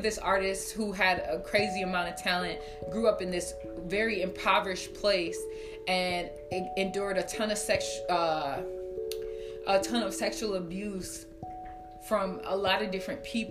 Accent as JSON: {"language": "English", "region": "Minnesota", "country": "United States", "tie": "born or raised there", "said": "My family's from Chicago, Illinois, and just having conversations with them, like, I was raised here in Minnesota"}